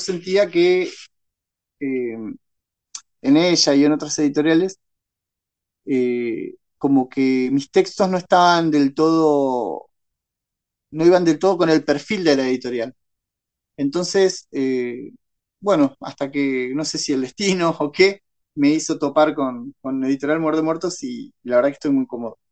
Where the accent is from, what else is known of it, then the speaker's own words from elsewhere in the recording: Tornquist, Buenos Aires Province, Argentina; also born or lived in Ciudad del Este, Paraguay; now in Bahía Blanca, Argentina; Yo ahora estoy en Bahía Blanca, pero viví toda mi infancia y adolescencia en Torkins